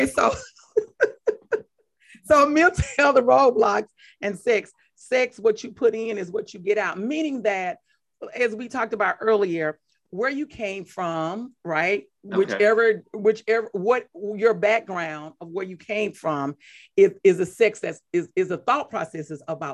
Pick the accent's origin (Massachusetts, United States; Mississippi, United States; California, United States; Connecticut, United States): Mississippi, United States; I'm from Mississippi